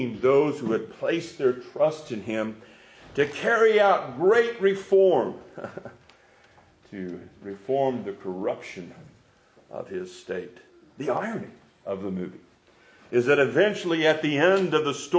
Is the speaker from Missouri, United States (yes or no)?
yes; Neosho, Missouri, United States; I'm from Neosho, Missouri